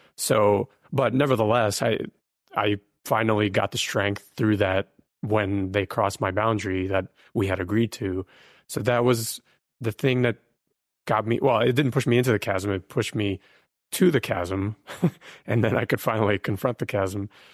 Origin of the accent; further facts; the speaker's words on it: Ukraine; now in United States; originally, I was born in Ukraine. We came as refugees to the U S